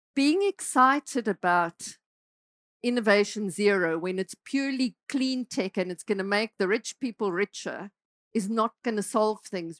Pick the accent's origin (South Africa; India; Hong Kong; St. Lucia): South Africa; moved away as an adult; I'm South African, right? So I spent, uh, I grew up in South Africa, spent a lot of my life in South Africa